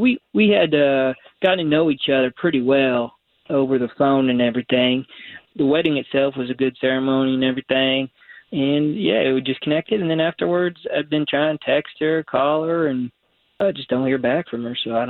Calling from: Belle Isle, Florida, United States; Curry Ford near Belle Isle.

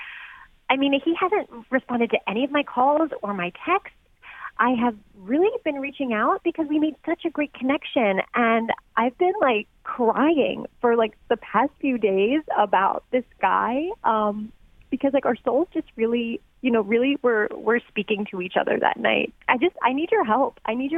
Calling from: Yellow Springs, Ohio, United States; Yeah, I'm from Yellow Springs.

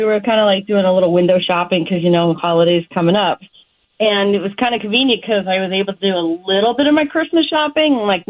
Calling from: Oviedo, Florida, United States; I'm calling you from Oviedo.

